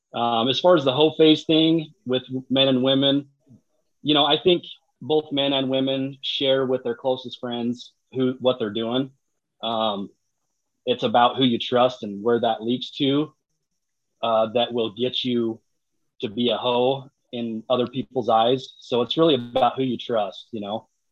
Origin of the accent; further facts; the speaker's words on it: Utah, United States; I'm from Utah.